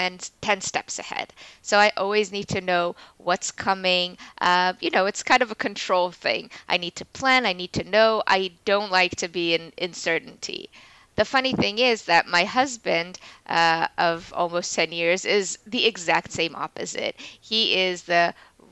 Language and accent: English; Israel; moved away as an adult; now in New York, United States; We were both born and raised in Israel